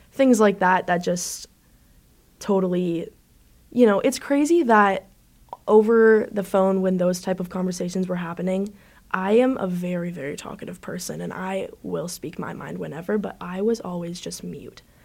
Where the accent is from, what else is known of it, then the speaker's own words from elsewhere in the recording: Canada; moved away as an adult; also born or lived in Buffalo; I'm actually from Canada.